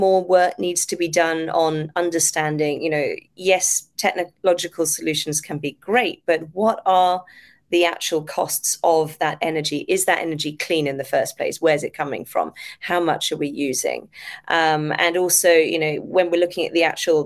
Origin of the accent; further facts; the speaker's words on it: Devon, South West England, United Kingdom; now in Japan; Devon, which is my hometown in the UK, or my home prefecture in the UK